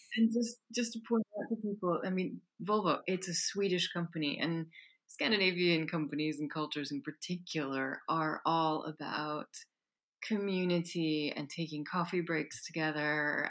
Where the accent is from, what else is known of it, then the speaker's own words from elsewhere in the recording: United States; moved away; I grew up in the United States